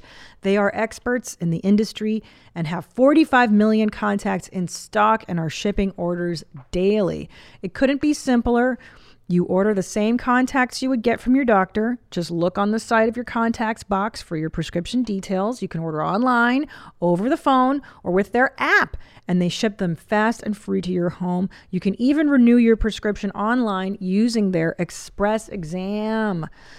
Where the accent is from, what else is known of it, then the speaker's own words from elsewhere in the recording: California, United States; I grew up in the Valley with, like, models.